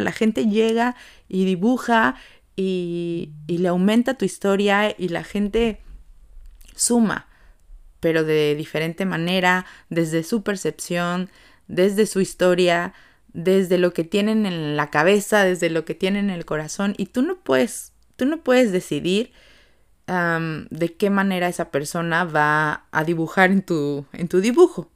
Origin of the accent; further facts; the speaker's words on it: Mexico; como mexicanos